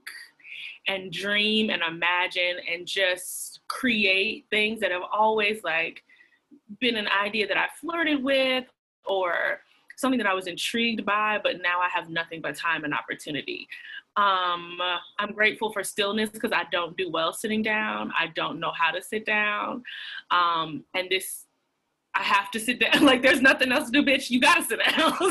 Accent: Atlanta, Georgia, United States; moved away as an adult; also born or lived in Washington, D.C.; now in New York, United States; I'm born and raised in Atlanta, Georgia.

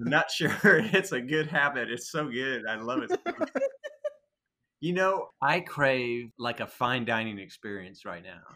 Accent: Texas, United States; now in Seattle, United States; I've lived in Seattle forever, but I grew up in Texas

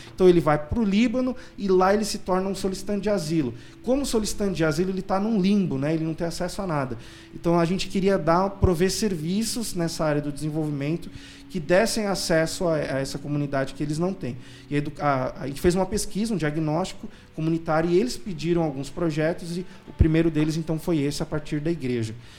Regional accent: São Paulo, Brazil; eu sou paulistano, casado com uma recifense, a Débora.

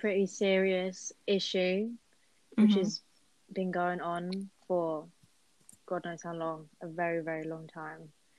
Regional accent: London, United Kingdom; I'm Filipino. I grew up in the UK, in London

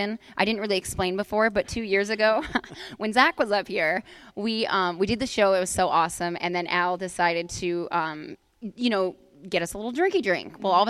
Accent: Canada; I'm from Canada

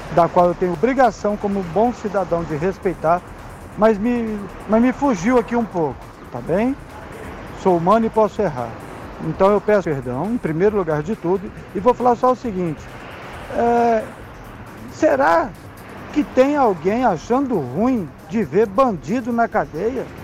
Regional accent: Brazil; estamos no Brasil, somos brasileiros

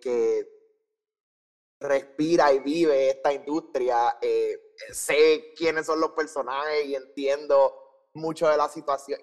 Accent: San Juan, Puerto Rico; Nací en San Juan, Puerto Rico, en el Hospital Auxilio Mutuo.

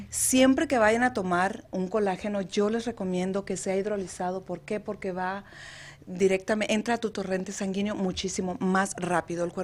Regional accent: Mexicali, Baja California, Mexico; Yo soy de Mexicali, Baja California. Ah. Orgullosamente Cachanilla.

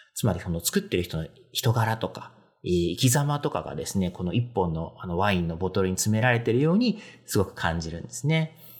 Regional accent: Kanto, Japan; まあ私関東 なんですけど

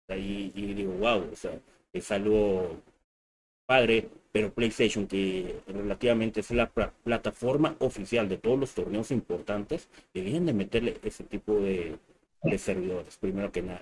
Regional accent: Mexico; nosotros somos de México

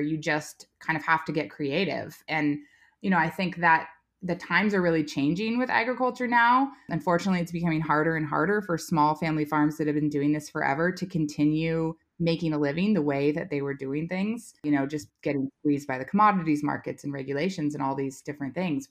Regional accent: Menlo Park, California, United States; moved away as an adult; also born or lived in Virginia; I was raised in Silicon Valley and at Menlo Park

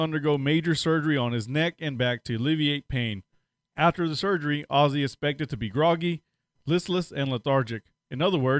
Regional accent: Washington, United States; I'm from Washington State, and as much as I love the landscape, I still don't like how the state is run, and it's too expensive there.

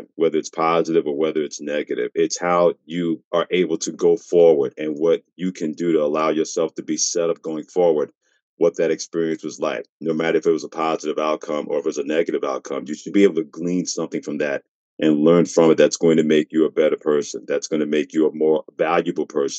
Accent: New York City, New York, United States; moved away as an adult; also born or lived in Mansfield, Pennsylvania / Portland, Maine; growing up in New York City

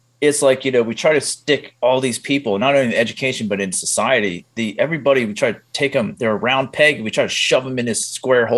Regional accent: Pennsylvania, United States; I grew up in blue collar Pennsylvania

